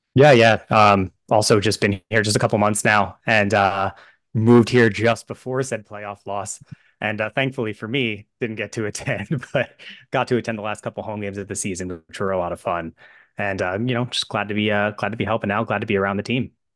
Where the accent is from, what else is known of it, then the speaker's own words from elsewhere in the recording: New York area, United States; I'm from the New York area